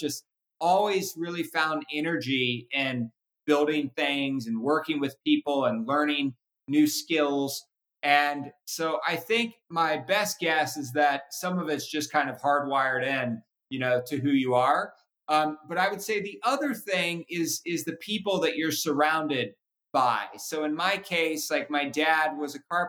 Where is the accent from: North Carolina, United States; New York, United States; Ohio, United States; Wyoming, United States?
Ohio, United States; Cincinnati; now in Napa, United States; I was born and raised in Cincinnati.